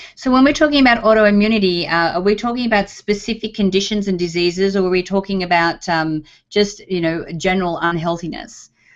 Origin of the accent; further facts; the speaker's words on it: Australia; now in United States; as an Australian, when I first came over here to the US